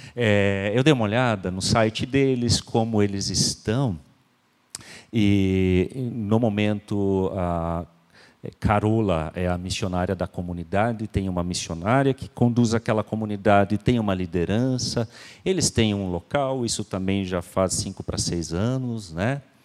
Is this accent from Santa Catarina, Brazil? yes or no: yes; Santa Catarina, Brazil; nós somos brasileiros